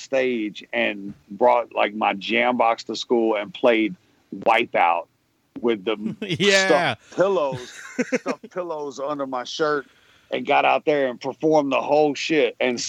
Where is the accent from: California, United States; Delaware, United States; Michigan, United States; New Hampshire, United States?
California, United States; San Diego; born there; Yeah, I was born in San Diego. So I was like, well, shit, I'm West Side till I die, you know?